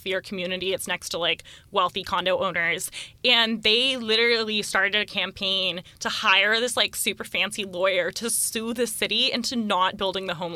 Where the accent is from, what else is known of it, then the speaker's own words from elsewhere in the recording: Marin County, California, United States; I grew up in Marin County